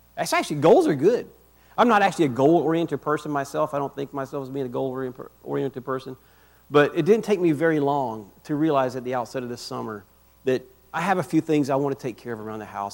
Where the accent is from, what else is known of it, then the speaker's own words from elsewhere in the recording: Rock Hill, South Carolina, United States; moved away as an adult; also born or lived in Northern Virginia; now in Lynchburg, United States; We were originally from South Carolina. I'm from Rock Hill.